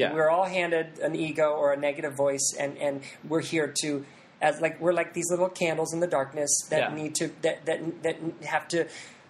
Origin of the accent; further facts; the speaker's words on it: Columbus, Ohio, United States; moved away; In my hometown of Columbus, Ohio